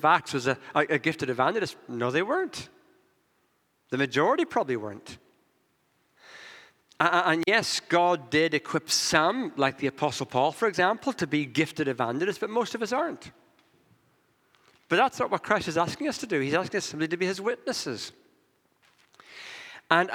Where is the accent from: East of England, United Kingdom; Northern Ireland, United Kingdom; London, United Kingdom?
Northern Ireland, United Kingdom; I come from Northern Ireland